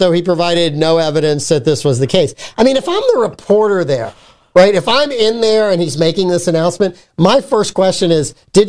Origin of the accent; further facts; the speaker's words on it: Southern United States, United States; I can't say it. I'm from the South.